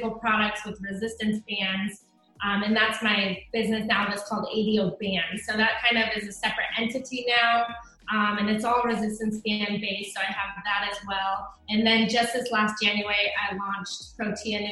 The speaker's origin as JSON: {"language": "English", "region": "Oregon", "country": "United States", "tie": "born or raised there", "also_born_or_lived": "Alaska / South Dakota", "moved": "as an adult", "lives_now": "Texas, United States", "said": "I was actually born in Alaska, and then I moved to Oregon when I was about 8. I lived there for a long time. I went to college there, graduated from the University of Oregon"}